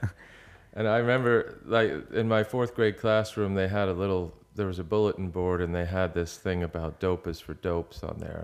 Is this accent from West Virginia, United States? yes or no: no; outside of Philadelphia, Pennsylvania, United States; I grew up outside of Philadelphia